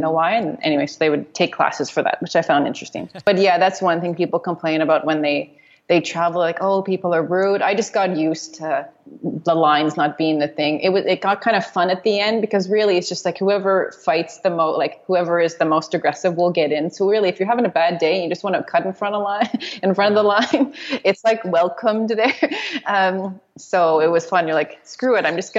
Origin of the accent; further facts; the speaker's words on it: Montreal, Quebec, Canada; moved away as an adult; growing up in Montreal